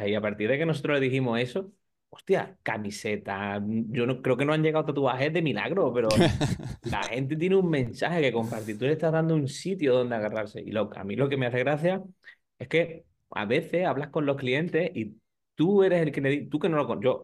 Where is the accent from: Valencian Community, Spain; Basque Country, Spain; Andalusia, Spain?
Andalusia, Spain; San Fernando; yo trabajamos con un box en San Fernando, que yo soy de allí, de Cádiz, y lo quiero con todo mi alma y todo mi corazón, a The Island Box.